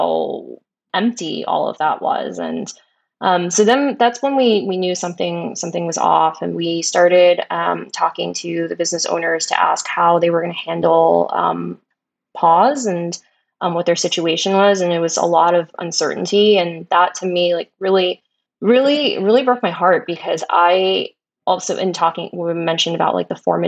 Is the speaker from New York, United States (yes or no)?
yes; New York City, New York, United States; I grew up in Brooklyn. I grew up by Coney Island